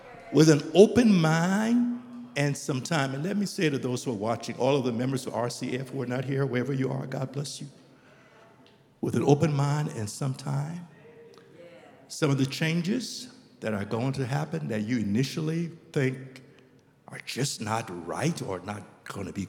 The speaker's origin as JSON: {"language": "English", "country": "Liberia", "tie": "born or raised there", "also_born_or_lived": "United States", "moved": "as an adult", "said": "I'm from Liberia, and we grew up, and in Liberia, we don't eat uncooked greens."}